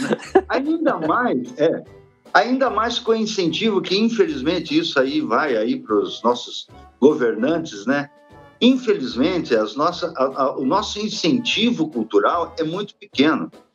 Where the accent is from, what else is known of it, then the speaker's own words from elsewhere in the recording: Brazil; nunca saí aqui do Brasil